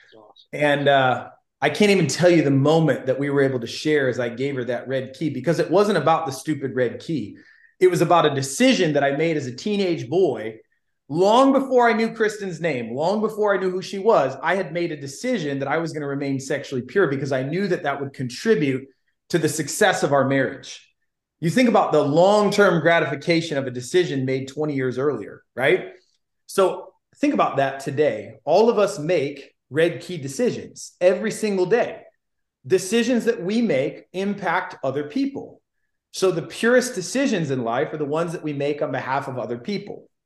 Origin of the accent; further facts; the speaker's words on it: Illinois, United States; I'm originally from Illinois.